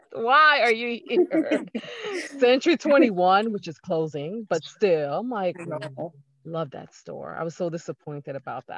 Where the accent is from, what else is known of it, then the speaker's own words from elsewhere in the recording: New York City, New York, United States; And I lived in East New York. So I'm from East New York.